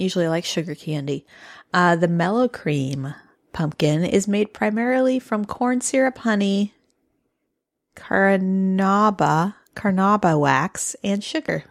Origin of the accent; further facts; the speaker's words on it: Midwest, United States; moved away; being a Midwesterner